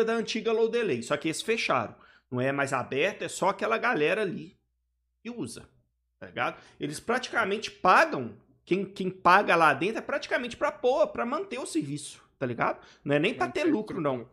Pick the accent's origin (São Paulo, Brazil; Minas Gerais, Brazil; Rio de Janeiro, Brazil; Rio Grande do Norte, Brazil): Minas Gerais, Brazil; Belo Horizonte; Eu sou aqui de BH